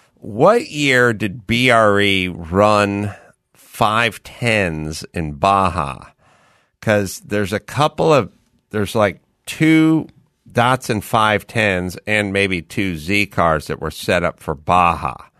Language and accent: English; San Fernando Valley, California, United States; born or raised there